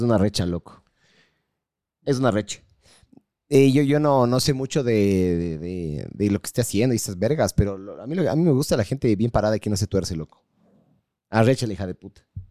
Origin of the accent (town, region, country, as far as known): Ecuador